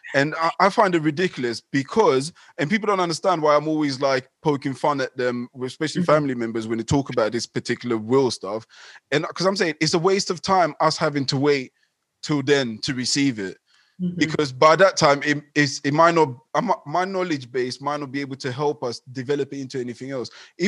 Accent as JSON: {"language": "English", "country": "Ghana", "tie": "born there", "said": "So, for instance, I was born in Ghana, and in Ghana, there's well, in the tribe that I'm from, they love this idea of a will"}